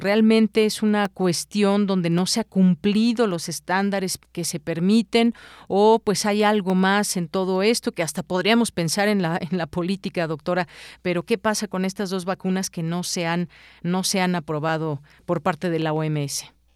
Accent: Mexico; como mexicanos

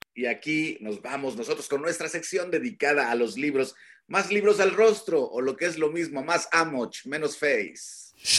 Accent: Huasteca, Mexico; moved away; yo también vengo de la Huasteca

